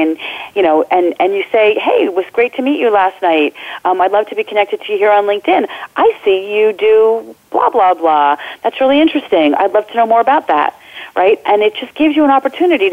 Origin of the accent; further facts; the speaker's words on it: New Jersey, United States; I am a Jersey girl, born and bred in New Jersey